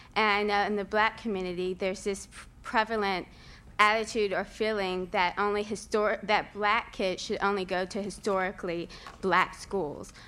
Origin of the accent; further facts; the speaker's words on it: Houston, Texas, United States; moved away as an adult; I grew up in Texas.